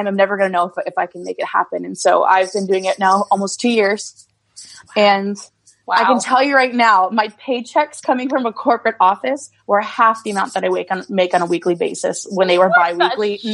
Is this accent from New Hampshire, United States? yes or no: yes; Swanzey, New Hampshire, United States; I'm a country songwriter from Swansea, New Hampshire.